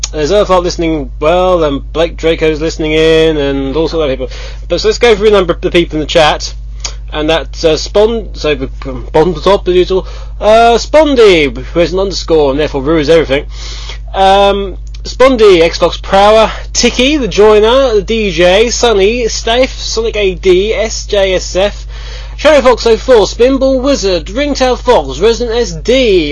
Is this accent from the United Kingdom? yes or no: yes; United Kingdom; We're British